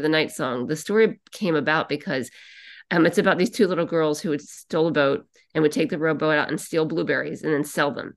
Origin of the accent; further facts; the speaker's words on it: Annapolis, Maryland, United States; also born or lived in New Hampshire; now in Boston, United States; I live part-time in Boston and part-time in New Hampshire, but I'm actually from Annapolis, Maryland.